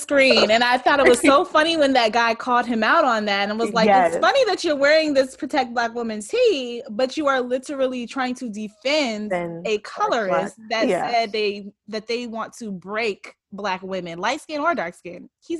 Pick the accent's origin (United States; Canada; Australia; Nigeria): Nigeria; In Nigeria, like I said, I'm Nigerian.